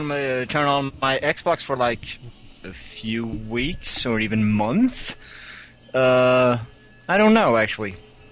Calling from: Sweden; This is that one … from Sweden.

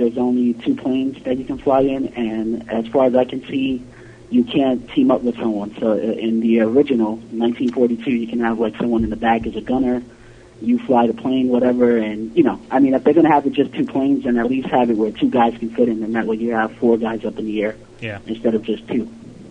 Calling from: New York City, New York, United States; Hey, what's up, guys? This is … from New York City.

